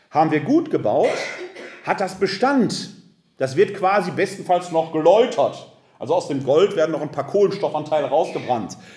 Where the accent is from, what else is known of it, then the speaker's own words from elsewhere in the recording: Essen, North Rhine-Westphalia, Germany; Ich bin ja ein Kind des Ruhrgebietes. Ich komme aus der Stadt Essen, aus Altendorf.